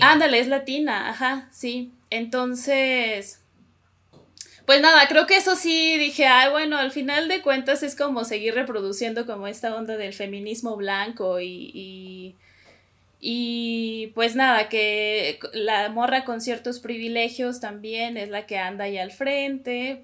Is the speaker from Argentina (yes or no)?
no; Coahuila, Mexico; now in Mexico City, Mexico; soy de Coahuila, sí, soy norteña y ahorita vivo en la Ciudad de México.